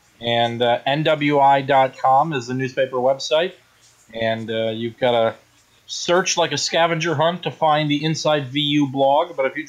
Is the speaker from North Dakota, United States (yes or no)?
no; Milwaukee, Wisconsin, United States; now in Northwest Indiana, United States; I'm from Milwaukee, mm-hmm. so I'm from Jimmy's neck of the woods